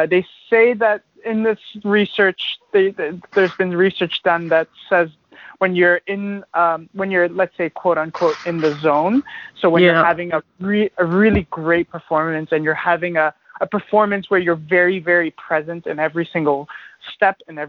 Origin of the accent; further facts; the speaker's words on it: Toronto, Ontario, Canada; moved away as an adult; also born or lived in Ottawa; now in Vancouver, Canada; I'm originally obviously from Ontario. I'm born in Ottawa and grew up in Toronto